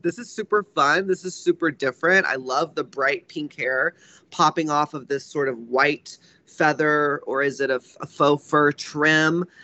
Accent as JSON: {"language": "English", "region": "Texas", "country": "United States", "tie": "born or raised there", "said": "I grew up in Texas"}